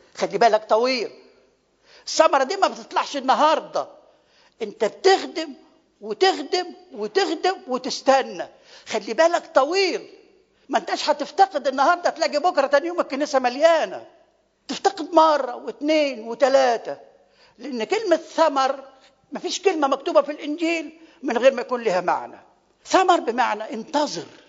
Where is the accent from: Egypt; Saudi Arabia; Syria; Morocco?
Egypt; Upper Egypt; now in Kuwait; احنا عندنا في الصعيد